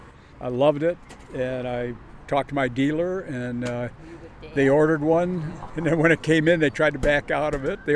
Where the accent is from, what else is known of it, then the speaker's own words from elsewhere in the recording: Ferndale, Michigan, United States; I grew up right here in Ferndale, but we never owned a car until I bought a 51 Ford in high school.